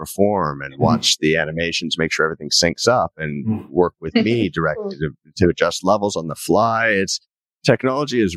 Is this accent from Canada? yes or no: yes; Canada; accent: Canadian; I never I don't hear myself as having a Canadian accent, but everyone I meet who isn't Canadian says, "You have such a strong Canadian accent."